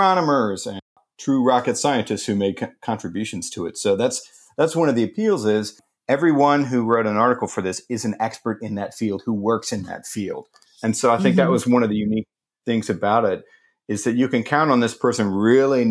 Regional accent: St. Louis, Missouri, United States; I grew up in St. Louis, Missouri, which is a city

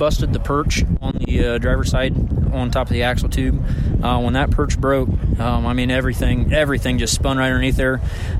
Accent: Bluffton, Ohio, United States; Bluffton, Ohio.

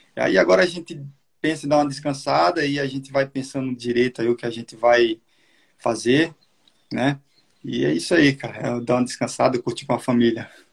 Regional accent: Soledade, Paraíba, Brazil; moved away; a minha cidade natal lá de Solidade

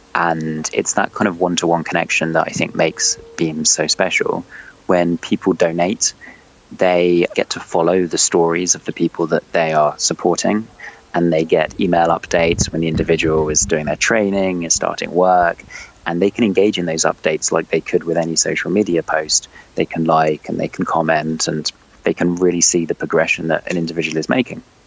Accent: London, United Kingdom; also born or lived in China / Paris; I'm from London. I've lived almost all my life in London

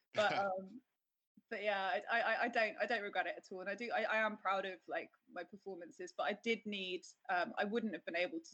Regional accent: Trowbridge, South West England, United Kingdom; now in London, United Kingdom; I was born in the West Country in a little village called, well, it's not a village, it's a little town called Trowbridge

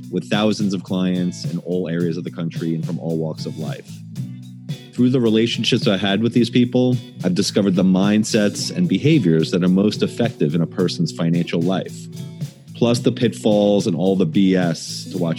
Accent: Long Island, New York, United States; when I was growing up in Long Island

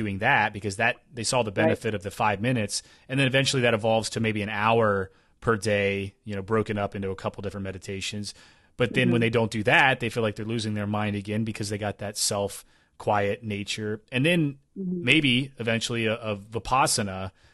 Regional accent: Tennessee, United States; also born or lived in Kentucky / Appalachia; now in Pacific Northwest, United States; I grew up in Tennessee, but I lived in Kentucky for 7 years

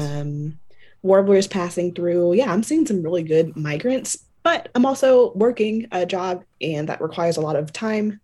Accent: San Antonio, Texas, United States; now in San Marcos, United States; I'm from San Antonio, and I'm currently, I currently Oof, twenty twenty's been a year. I've been all over the place, but now I'm finally back in Texas, finally back close to home

